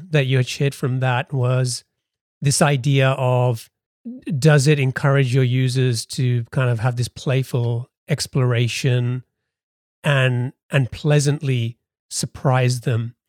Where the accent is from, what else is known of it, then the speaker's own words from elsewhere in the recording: England, United Kingdom; we're both British. We both grew up in England